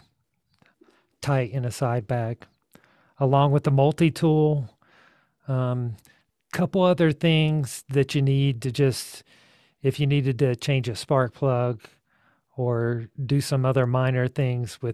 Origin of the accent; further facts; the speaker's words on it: Georgia, United States; now in Taos, United States; I'm from Georgia originally